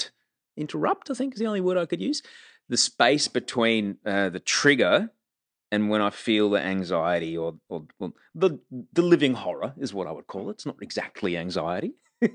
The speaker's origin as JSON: {"language": "English", "town": "Brisbane", "region": "Queensland", "country": "Australia", "said": "I came from Brisbane, man."}